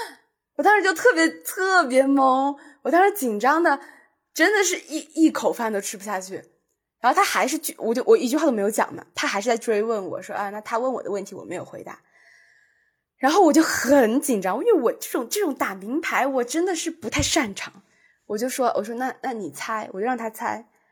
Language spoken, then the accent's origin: Chinese; Zhuhai, Guangdong, China; 我是珠海人，他们就叫我是珠海妹妹